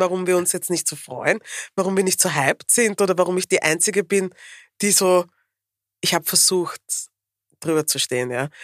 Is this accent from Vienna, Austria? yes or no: yes; Vienna, Austria; ich bin eine Wienerin